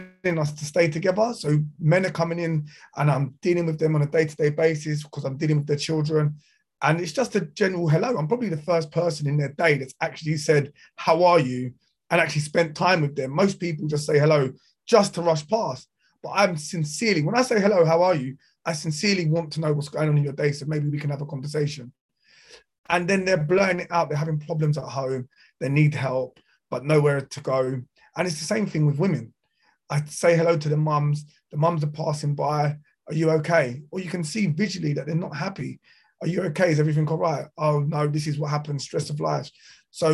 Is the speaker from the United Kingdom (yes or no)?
yes; South Croydon, London, United Kingdom; I'm from South Croydon